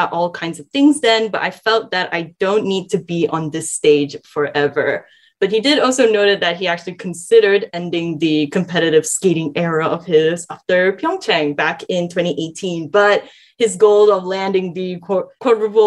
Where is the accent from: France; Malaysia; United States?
Malaysia; growing up in Malaysia